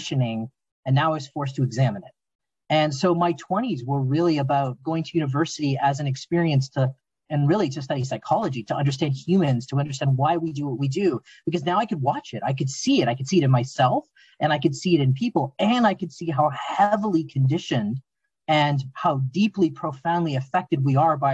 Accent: Southern Ontario, Canada; I was raised in Southern Ontario, Canada

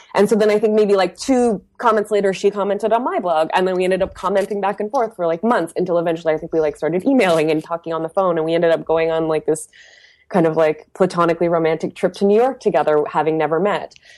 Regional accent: Windsor, Ontario, Canada; now in Montreal, Canada; I grew up in a blue collar, um, industrial town called Windsor, Ontario

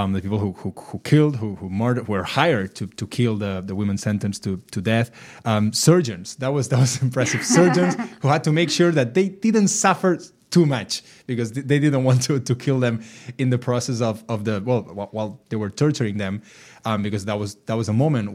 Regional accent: near Castellterçol, Catalonia, Spain; Castellterçol, which is next to my hometown

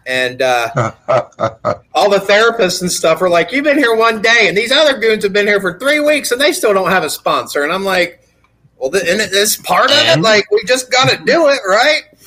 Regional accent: Gallipolis, Ohio, United States; also born or lived in Florida; now in Colorado, United States; I grew up in Gallipolis, Ohio

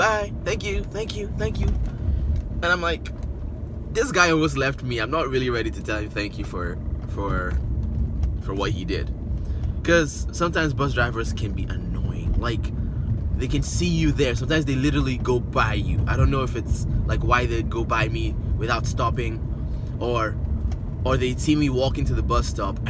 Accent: Nigeria; accent: Nigerian; now in Canada; I'm originally from Nigeria

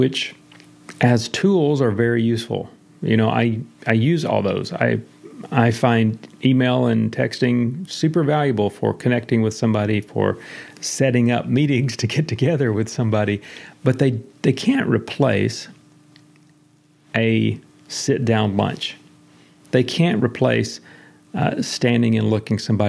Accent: the South, United States; I'm a Baptist from the South

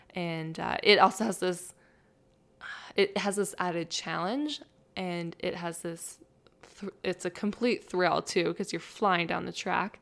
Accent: Barrhead, Alberta, Canada; I grew up in Barnard

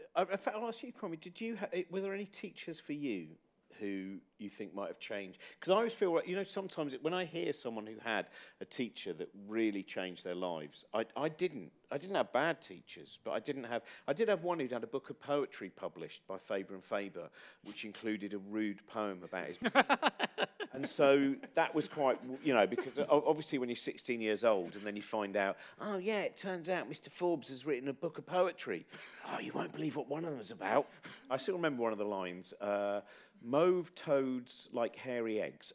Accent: Chiltern Hills, South East England, United Kingdom; where I was brought up is in the Chiltern Hills

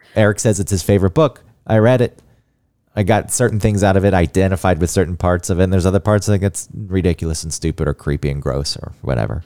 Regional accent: Georgia, United States; moved away; growing up in Georgia

